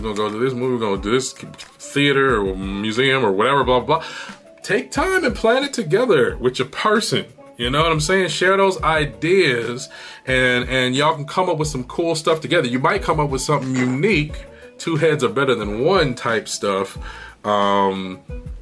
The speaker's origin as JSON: {"language": "English", "region": "Michigan", "country": "United States", "tie": "born or raised there", "moved": "yes", "lives_now": "California, United States", "said": "I was born in Michigan"}